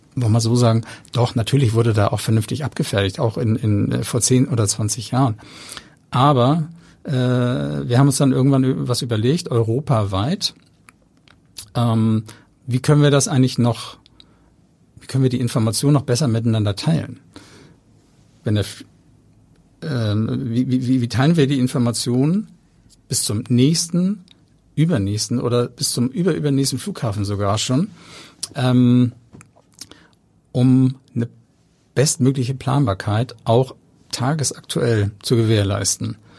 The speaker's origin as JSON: {"language": "German", "region": "Hamburg", "country": "Germany", "tie": "born or raised there", "said": "ich bin in Hamburg-Langenhorn aufgewachsen"}